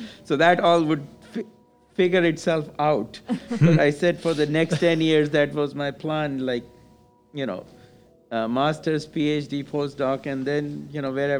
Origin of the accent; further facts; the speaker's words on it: India; moved away as an adult; also born or lived in United Kingdom; now in United States; I came from India to US to study.